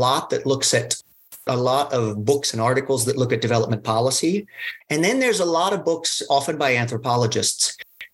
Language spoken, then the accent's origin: English; Fairfax, Virginia, United States; also born or lived in Zurich; I'm from Fairfax originally.